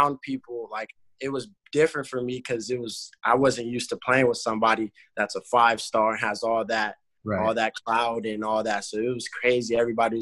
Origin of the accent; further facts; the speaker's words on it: Las Vegas, Nevada, United States; I grew up in Vegas, Las Vegas, Nevada